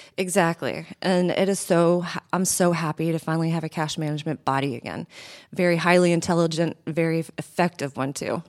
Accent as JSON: {"language": "English", "town": "Athens", "region": "Georgia", "country": "United States", "tie": "born or raised there", "also_born_or_lived": "Buffalo, New York / Fort Myers, Florida / Rochester, New York", "moved": "as an adult", "said": "I grew up in Athens, Georgia"}